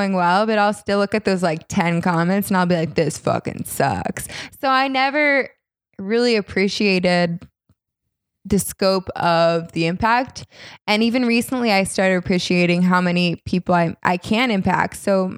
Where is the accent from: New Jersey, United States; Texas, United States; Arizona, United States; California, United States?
California, United States; accent: Valley girl; Like my Valley girl accent, which isn't as bad now because I lived in New York for a little bit